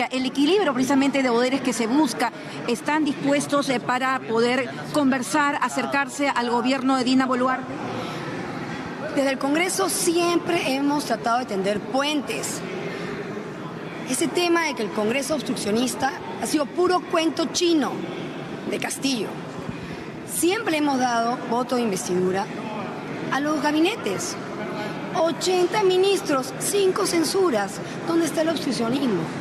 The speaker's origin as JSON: {"language": "Spanish", "country": "Peru", "said": "porque acá todos somos peruanos."}